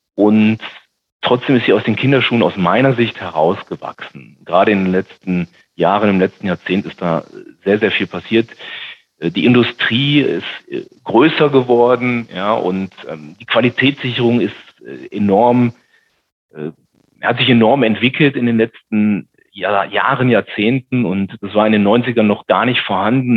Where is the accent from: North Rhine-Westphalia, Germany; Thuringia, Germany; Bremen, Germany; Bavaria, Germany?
North Rhine-Westphalia, Germany; Düsseldorf; ich bin ja gebürtiger Rheinländer